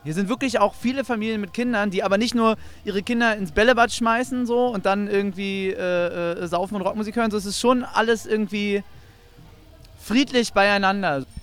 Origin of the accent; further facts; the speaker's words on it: Northern Germany, Germany; Delta Radio bei uns im Norden